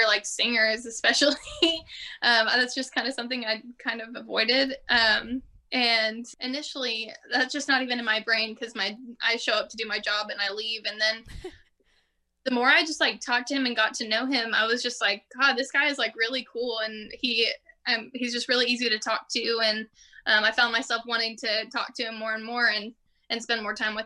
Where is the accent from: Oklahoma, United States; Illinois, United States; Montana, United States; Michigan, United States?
Oklahoma, United States; Tulsa; I'm from Tulsa, Oklahoma